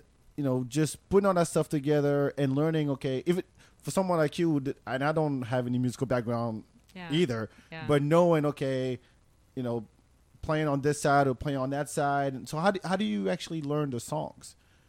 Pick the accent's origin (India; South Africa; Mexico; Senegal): Senegal; also born or lived in France; now in Austin, United States; I'm from Senegal, and we play balafon.